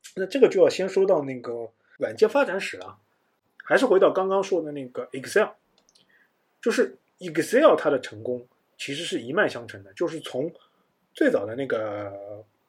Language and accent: Chinese; China; 我们中国人